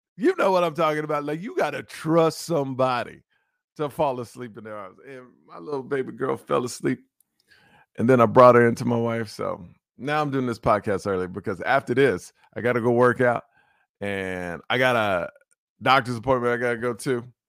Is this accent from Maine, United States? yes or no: no; Houston, Texas, United States; if you live in Texas, where I'm from, you know I'm from Houston, Texas